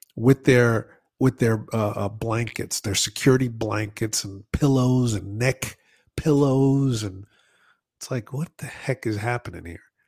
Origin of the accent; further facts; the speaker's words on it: New York, United States; I'm from New York